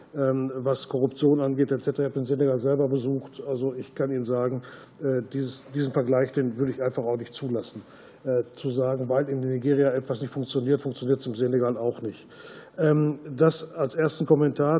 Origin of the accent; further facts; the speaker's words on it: Germany; als Deutscher